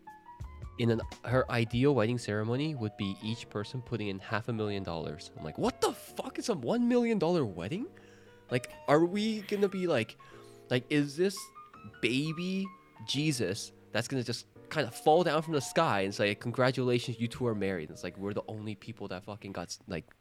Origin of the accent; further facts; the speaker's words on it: Canada; moved away; in Canada, like, I have very few friends that are still in Canada. My family's there